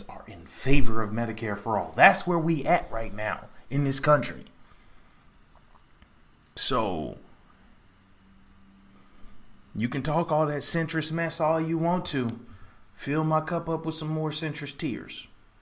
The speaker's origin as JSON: {"language": "English", "region": "Texas", "country": "United States", "tie": "born or raised there", "said": "I grew up in Texas"}